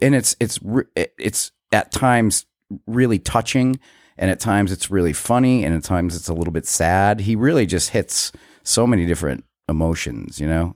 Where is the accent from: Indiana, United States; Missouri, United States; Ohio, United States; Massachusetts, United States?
Massachusetts, United States; Western; when I was a kid, uh, growing up in Western Mass